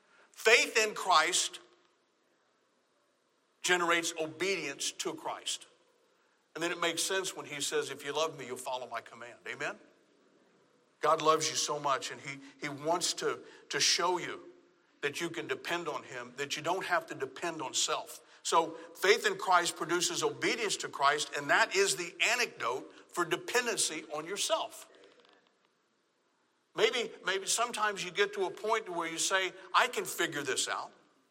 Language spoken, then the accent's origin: English; Southern United States, United States; Now, I'm from the South. In fact, the other day I was in a doctor's office, and the nurse was taking information. She goes, where are you from? My accent was a dead giveaway. Now, I've been up here for a while. It's not as strong